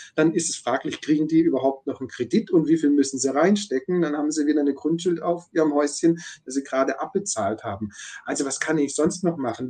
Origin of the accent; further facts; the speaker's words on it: Stuttgart, Baden-Württemberg, Germany; ich komme ja aus dem Großraum Stuttgart